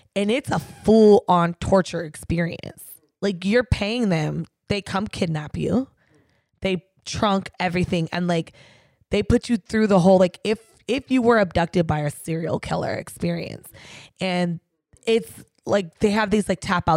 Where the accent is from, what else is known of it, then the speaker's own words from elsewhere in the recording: San Diego, California, United States; my hometown, San Diego